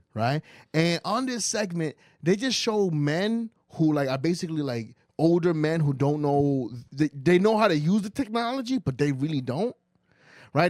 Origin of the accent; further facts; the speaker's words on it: New York, United States; also born or lived in Dominican Republic; I grew up in New York